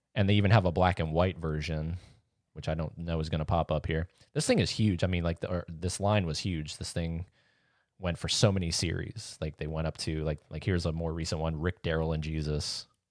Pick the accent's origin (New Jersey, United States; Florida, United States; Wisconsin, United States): Florida, United States; St. Augustine; I was born in Saint Augustine